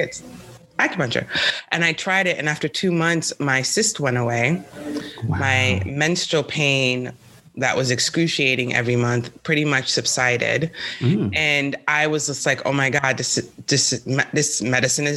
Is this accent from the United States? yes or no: yes; New York City, New York, United States; moved away as an adult; also born or lived in San Francisco; now in California, United States; I'm from New York City